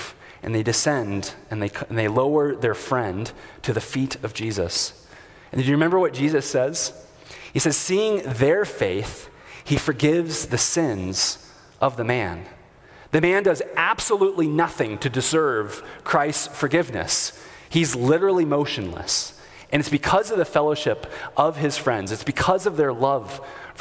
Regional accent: United States; As comfortable American Anglicans

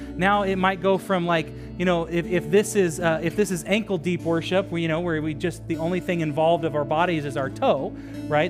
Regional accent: Sacramento area, California, United States; moved away as an adult; also born or lived in Los Angeles; we moved to Sacramento area from Los Angeles.

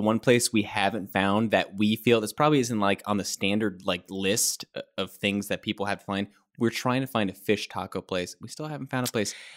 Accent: Kentucky, United States; I'm from Kentucky.

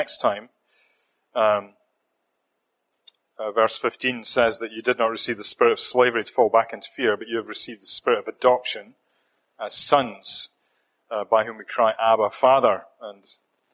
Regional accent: Scotland, United Kingdom; accent: Scottish; moved away as an adult; I'm hanging on to my Scottish accent as much as I can

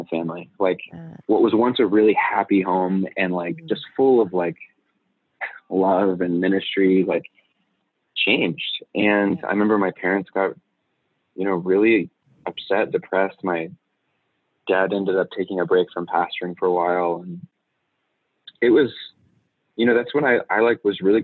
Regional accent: Southern California, United States; moved away as an adult; now in Chicago, United States; I was originally born and raised in California, Southern California

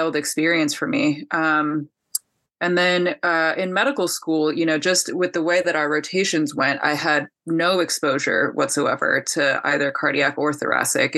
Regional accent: California, United States; now in Ann Arbor, United States; I am from California originally

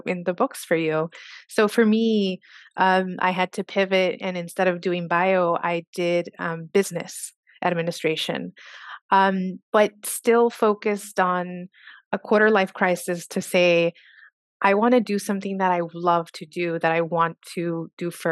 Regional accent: Socorro, Texas, United States; I am originally from Socorro, Texas. That is a very rural community outside El Paso, Texas.

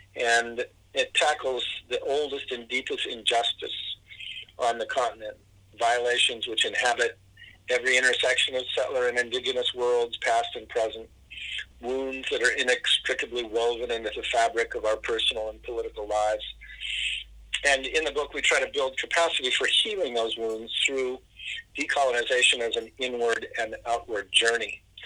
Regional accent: California, United States; I'm I'm a Californian

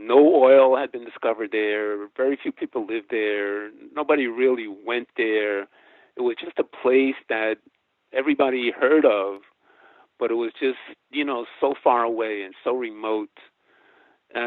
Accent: New York City, New York, United States; if you're growing up in New York City. I grew up here

